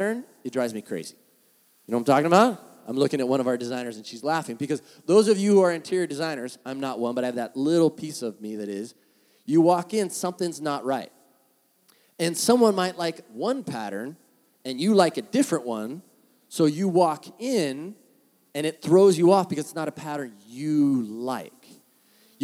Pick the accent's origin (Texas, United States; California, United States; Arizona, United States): California, United States; San Diego; moved away as an adult; now in Orange County, United States; being from San Diego